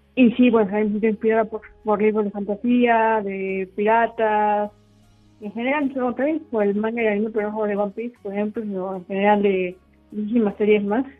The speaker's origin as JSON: {"language": "Spanish", "region": "Puebla", "country": "Mexico", "said": "yo soy de Puebla"}